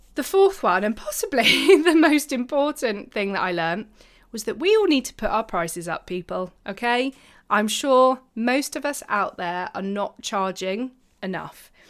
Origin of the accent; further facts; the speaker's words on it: United Kingdom; I'm British